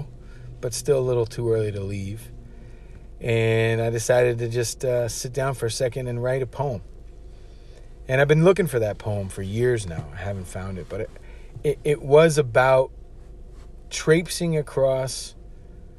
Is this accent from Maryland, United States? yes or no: yes; Washington, D.C. area, Maryland, United States; moved away as an adult; also born or lived in Providence, Rhode Island; I'm not from Providence, Rhode Island. I'm from down south in Maryland, Washington, D.C. area